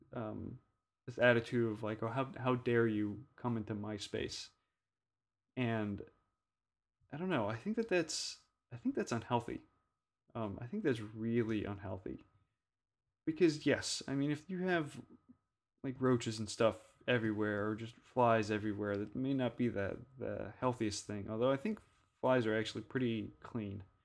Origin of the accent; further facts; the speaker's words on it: Louisiana, United States; growing up in Louisiana